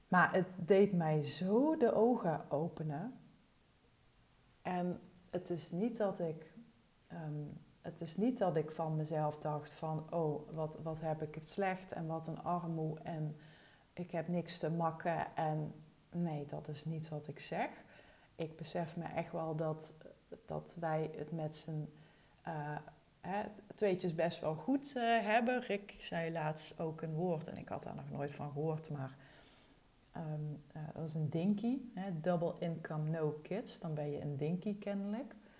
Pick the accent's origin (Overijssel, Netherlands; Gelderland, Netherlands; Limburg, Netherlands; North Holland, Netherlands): Limburg, Netherlands; Wessem; moved away as an adult; also born or lived in Arnhem; now in Thorn, Netherlands; ik kom uit Wessem en dat is het dorpje naast Torren, waar we nu dus allebei wonen